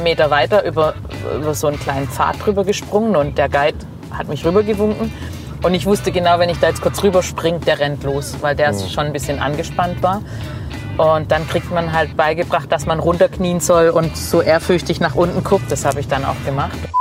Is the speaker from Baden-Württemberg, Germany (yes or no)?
yes; Neckarsulm, Baden-Württemberg, Germany; accent: Swabian; now in Heilbronn, Germany; Bin aufgewachsen in Obereisesheim, Neckarsulm eigentlich und lebe aber seit 15, 16, 17 Jahren schon in Heilbronn.